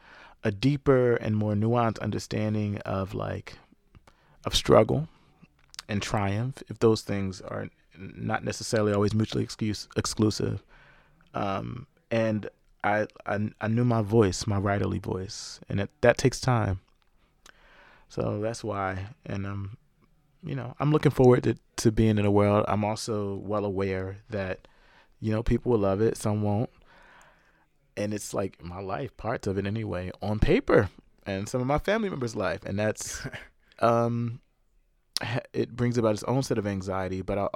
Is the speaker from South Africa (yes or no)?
yes; South Africa; but really covered my life as a South African younger brother growing up.